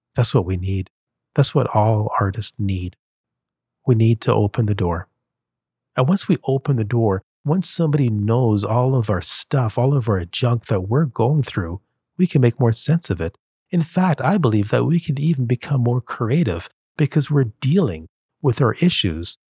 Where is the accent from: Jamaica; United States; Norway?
Jamaica; I'm from Jamaica